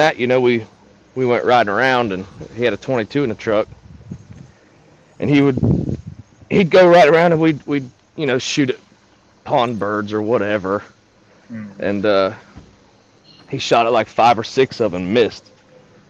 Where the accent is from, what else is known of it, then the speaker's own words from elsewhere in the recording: Clearwater, Florida, United States; I was born down in Clearwater, Florida